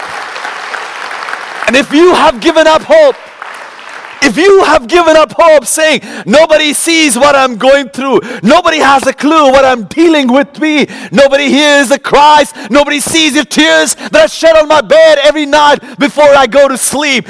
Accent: Kolkata, West Bengal, India; moved away as an adult; now in United States; growing up in Calcutta

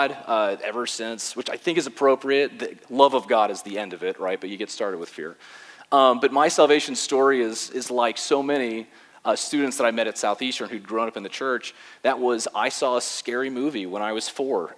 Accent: West Palm Beach, Florida, United States; I was born and raised in West Palm Beach, Florida

